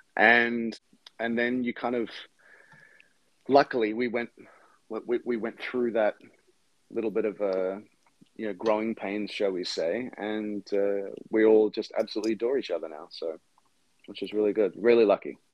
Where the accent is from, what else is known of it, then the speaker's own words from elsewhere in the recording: Brisbane, Queensland, Australia; now in United States; where I grew up, which is in Brisbane